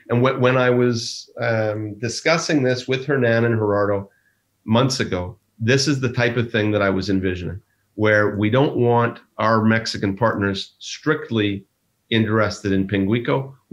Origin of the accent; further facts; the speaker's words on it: Ireland; Um, I'm Irish. I can say that.